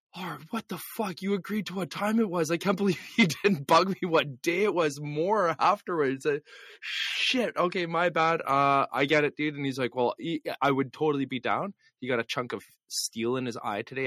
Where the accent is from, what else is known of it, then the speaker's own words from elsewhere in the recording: Canada; We're just Canadian hosers.